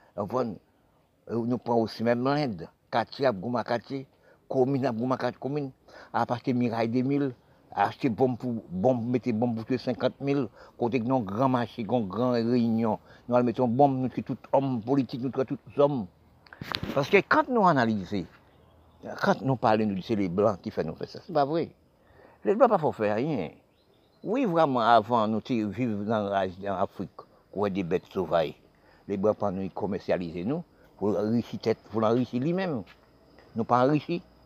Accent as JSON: {"language": "French", "country": "Haiti", "tie": "born or raised there", "said": "Haïti c'est mon pays, et je suis né"}